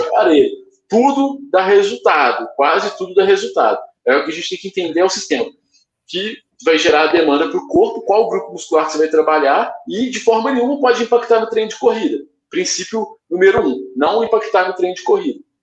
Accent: Belo Horizonte, Minas Gerais, Brazil; eu sou aqui de Belo Horizonte

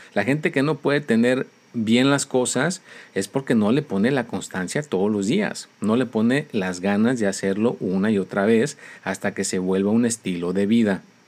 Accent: Mexico; soy mexicano

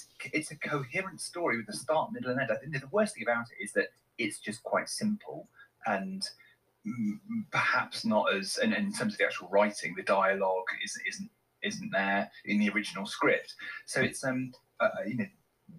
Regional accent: West Country, South West England, United Kingdom; I grew up in the West Country

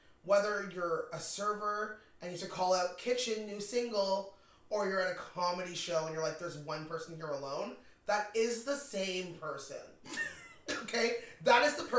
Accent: Toronto, Ontario, Canada; born or raised there

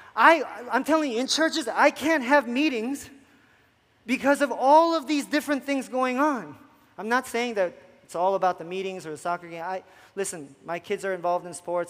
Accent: New Jersey, United States; moved away; i come from South Jersey where it becomes a huge issue

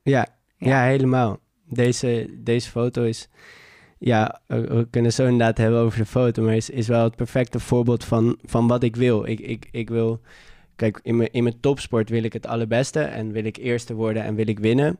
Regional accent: Amsterdam, North Holland, Netherlands; geboren en getogen in Amsterdam

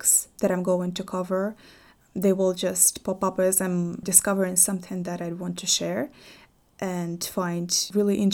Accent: European Russia, Russia; growing up in Russia, frankly, especially in the European part of Russia where I grew up

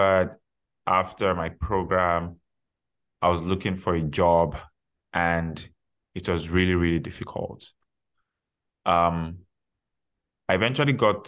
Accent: Nigeria; moved away as an adult; now in Canada; I already had my undergraduate degree from my home country, Nigeria, before relocating to Canada.

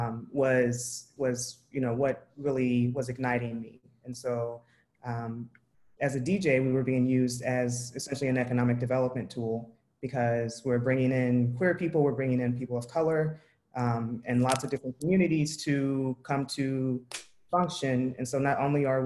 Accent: Tulsa, Oklahoma, United States; I grew up in Tulsa, Oklahoma

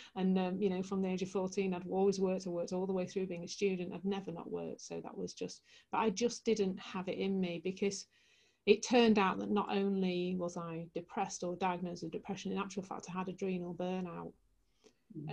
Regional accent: Leeds, Yorkshire and the Humber, United Kingdom; I'm from Leeds in the heart of West Yorkshire.

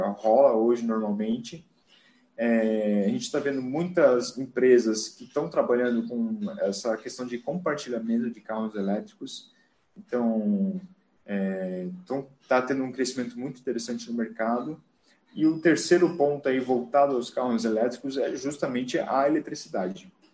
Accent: Joinville, Santa Catarina, Brazil; moved away as an adult; now in São Paulo, Brazil; sou natural de Joinville, Santa Catarina, Estou morando aqui em São Paulo é, aproximadamente aí 10 anos já.

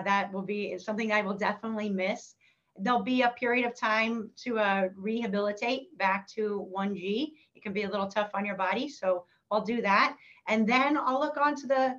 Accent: Northern California, United States; growing up in Northern California

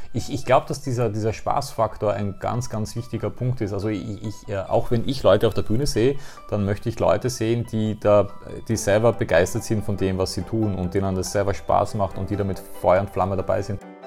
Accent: Austria; ich komme aus Österreich

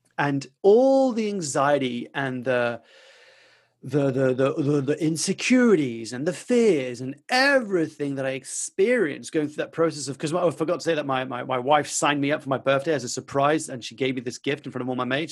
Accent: France; I grew up in France

